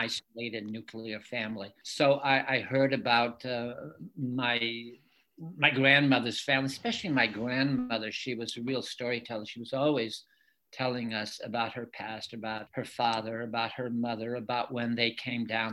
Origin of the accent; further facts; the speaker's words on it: Lisbon Falls, Maine, United States; first language French; English is a second language; also born or lived in Lewiston, Maine; I'm from Lewiston. I grew up in Lisbon Falls, where I live right now